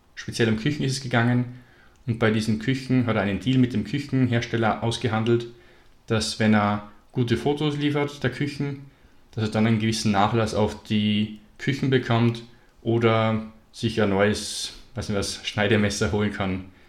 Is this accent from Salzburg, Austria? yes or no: yes; Salzburg, Austria; Ich komme aus Salzburg in Österreich